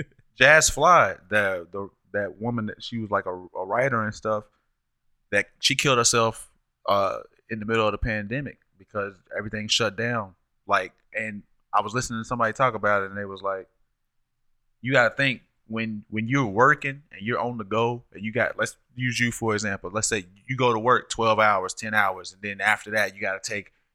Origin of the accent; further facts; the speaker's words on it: New York, United States; I'm from New York.